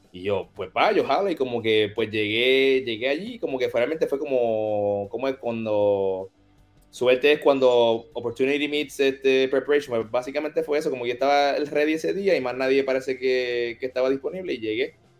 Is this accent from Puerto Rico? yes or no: yes; Caguas, Puerto Rico; also born or lived in Orlando, Florida / Mexico; yo nací en Caguas, Puerto Rico, en el Hospital Ima. Este, me crié por aquí mismo